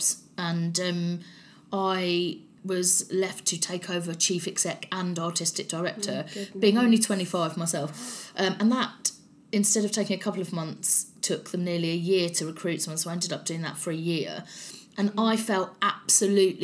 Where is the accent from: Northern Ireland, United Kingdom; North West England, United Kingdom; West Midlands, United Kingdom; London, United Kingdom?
London, United Kingdom; accent: strong South London; I'm from South London, I have a strong South London accent